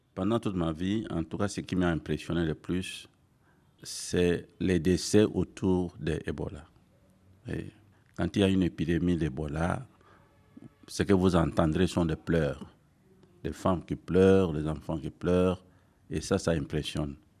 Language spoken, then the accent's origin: French; DR Congo; ici chez nous en RDC